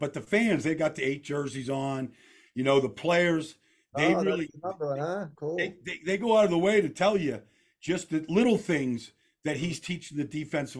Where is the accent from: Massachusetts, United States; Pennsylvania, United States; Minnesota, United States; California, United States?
Pennsylvania, United States; Pittsburgh; Well, I was born in Pittsburgh, Vince, and my dad and mom are both from Pittsburgh. So growing up, you know, I was a Steeler fan.